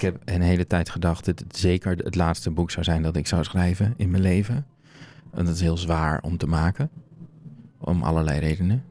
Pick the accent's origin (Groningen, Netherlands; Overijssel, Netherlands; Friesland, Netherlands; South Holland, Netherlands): Groningen, Netherlands; ik ben opgegroeid in Groningen